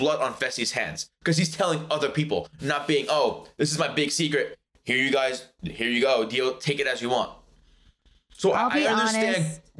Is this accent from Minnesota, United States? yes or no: no; New York City, New York, United States; accent: Brooklyn; I have a Brooklyn accent, not really New York, I would say.